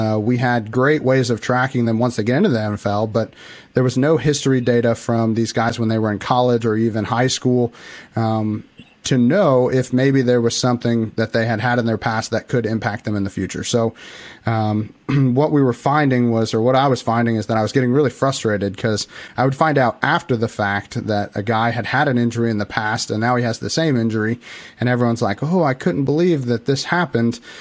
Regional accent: Illinois, United States; I'm actually from Illinois. I live right in the middle of Illinois, uh, very very tiny town

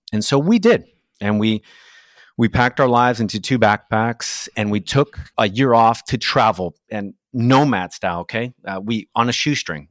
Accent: Brazil; English is a second language; moved away as an adult; now in United States; I was born in Brazil, and I immigrated to the States as a, as a young man, and I didn't speak the language

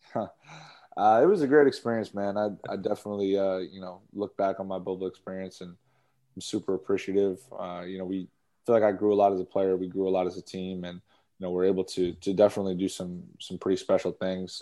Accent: Boston, Massachusetts, United States; I grew up in Boston, around Boston

